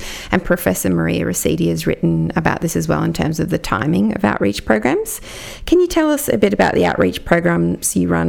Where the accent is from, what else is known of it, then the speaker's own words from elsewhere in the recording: Jagera and Turrbal country, Queensland, Australia; I'm a non-Indigenous woman born and raised on Jagera and Turrbal country